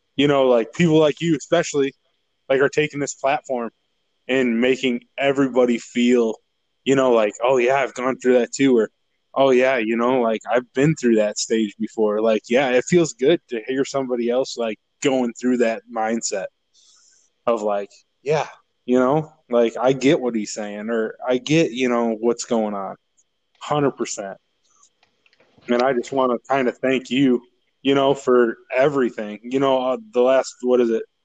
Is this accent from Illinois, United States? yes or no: yes; Braidwood, Illinois, United States; moved away as an adult; now in Missouri, United States; I grew up in Braidwood all my life.